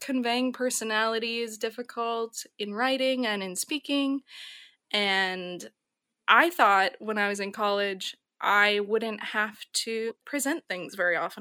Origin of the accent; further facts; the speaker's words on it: Minnesota, United States; moved away as an adult; also born or lived in San Francisco; I'm a Midwesterner, it's very special to me